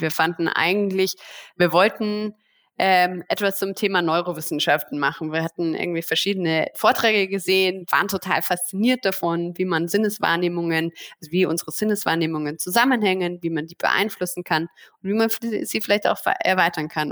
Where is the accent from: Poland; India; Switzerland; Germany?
Germany; als Deutsche